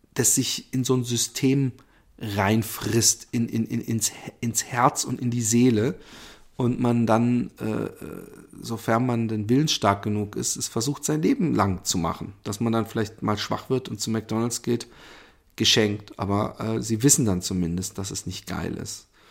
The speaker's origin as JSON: {"language": "German", "country": "Germany", "said": "wir selbst als Deutsche"}